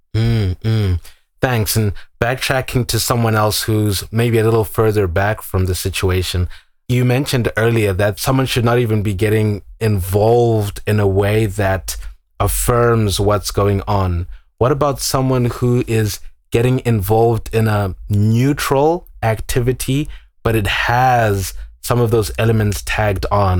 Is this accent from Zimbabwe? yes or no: yes; Zimbabwe; moved away; I'm from Zimbabwe. I was born and raised there.